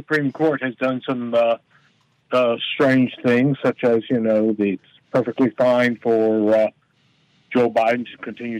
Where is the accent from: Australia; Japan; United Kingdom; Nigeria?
Japan; now in United States; No, I grew up in Japan.